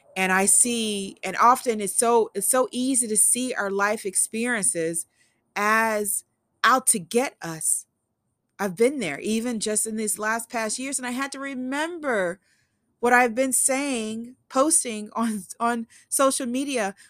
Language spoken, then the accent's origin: English; Eagle Park, Illinois, United States; also born or lived in Memphis, Tennessee; now in Oregon, United States; growing up in Eagle Park, a small community outside of Madison, Illinois, or within the county of Madison